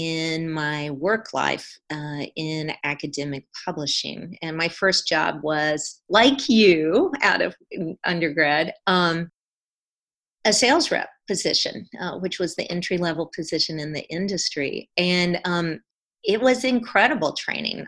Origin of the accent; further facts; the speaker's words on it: South Carolina, United States; moved away as an adult; also born or lived in California; I grew up and spent my first two decades in South Carolina, growing up and then undergraduate